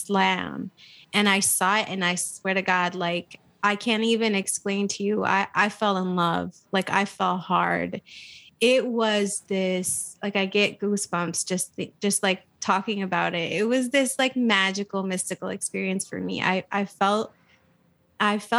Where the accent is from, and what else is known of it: Flint, Michigan, United States; born or raised there; also born or lived in Saudi Arabia / New Mexico / Ann Arbor